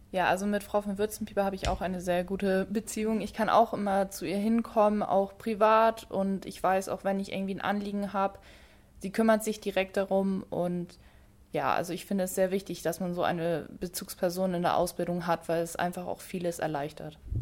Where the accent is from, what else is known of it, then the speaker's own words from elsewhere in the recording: Lehe, Schleswig-Holstein, Germany; ich komme äh, aus Lehe, und deswegen war mir eigentlich auch klar, dass ich dann beim Kreis Dithmarschen arbeite, weil ich einfach aus Dithmarschen komme